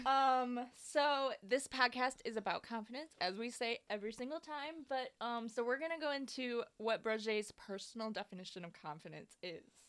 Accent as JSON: {"language": "English", "town": "Lansing", "region": "Michigan", "country": "United States", "said": "we are from Lansing"}